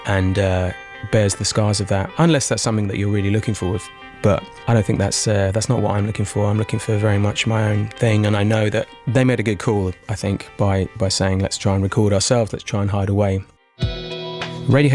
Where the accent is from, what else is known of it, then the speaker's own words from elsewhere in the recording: London, United Kingdom; I grew up in Tufnell Park, so that's exactly where I sort of would go and see bands when I was a kid